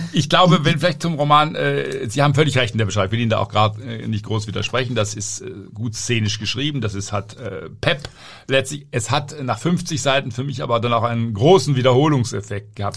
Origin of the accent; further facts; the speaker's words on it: Southern Germany, Germany; Ich komme ja auch aus Süddeutschland